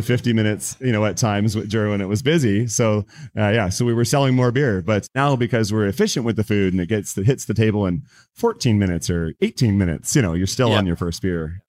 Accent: Langley, British Columbia, Canada; also born or lived in Aldergrove; my entire life I've I've lived here

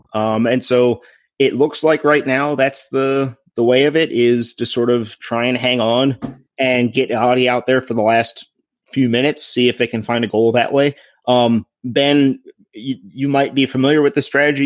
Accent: Crofton, United States; my hometown, Crofton

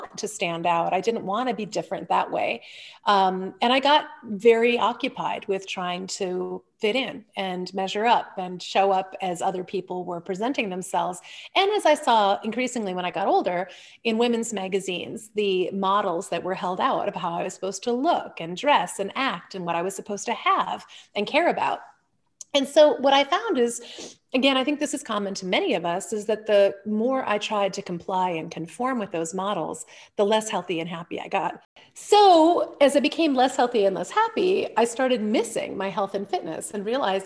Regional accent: Illinois, United States; I was born in Illinois, where my dad was a professor at Lake Forest College

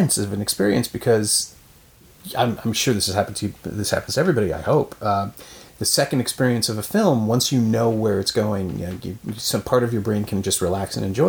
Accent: Canada; as the Canadian

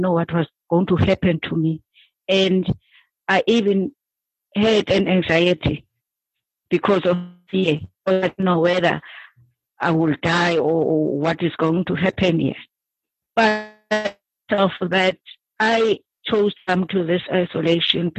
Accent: Cape Town, Western Cape, South Africa; I'm from Cape Town. I stay in Langa.

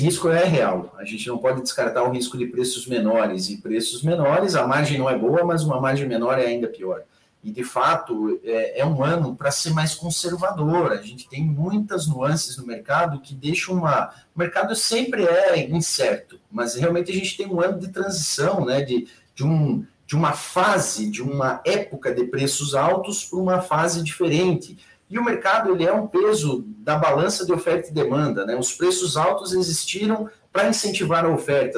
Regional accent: Xanxerê, Santa Catarina, Brazil; moved away; minha turma lá da minha terra natal, lá em Xanxerê é, Santa Catarina

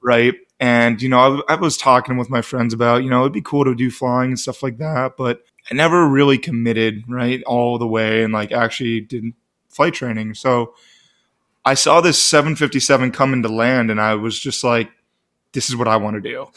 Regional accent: Eden Prairie, Minnesota, United States; moved away as an adult; also born or lived in Grand Forks, North Dakota; now in Phoenix, United States; I'm originally from, uh, Doug's Neck of the Woods of Minneapolis.

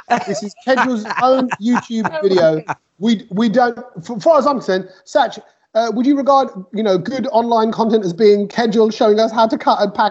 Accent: London, United Kingdom; also born or lived in East Ham, London; I moved from East Ham to Ilford Goodmayes area, just a few miles out

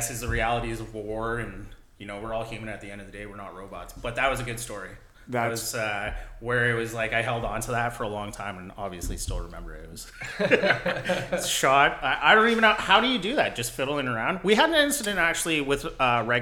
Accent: Hamilton, Ontario, Canada; I'm from the Hamilton area

